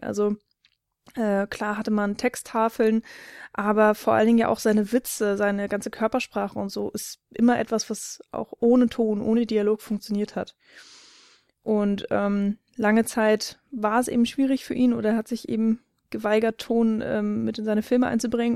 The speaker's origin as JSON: {"language": "German", "country": "Germany", "said": "als Deutscher"}